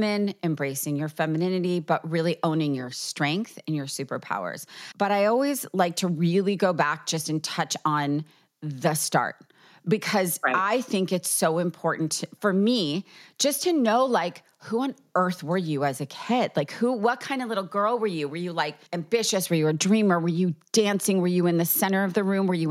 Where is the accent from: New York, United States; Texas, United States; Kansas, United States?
New York, United States; I'm a New Yorker at heart for life